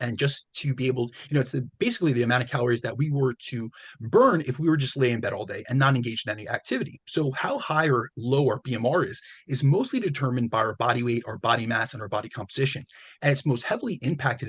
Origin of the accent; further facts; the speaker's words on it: New Jersey, United States; I'm Italian. So, you know, I'm from Jersey too